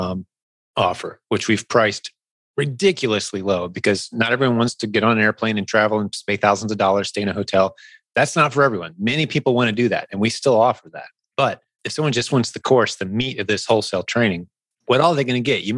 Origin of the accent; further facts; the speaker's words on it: Indianapolis, Indiana, United States; Indianapolis, my hometown, it's a pretty big convention town